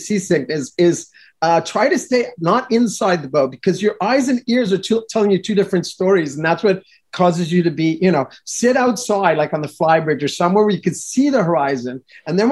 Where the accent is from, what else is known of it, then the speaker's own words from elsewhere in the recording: Montreal, Quebec, Canada; moved away; I'm originally from Montreal, Canada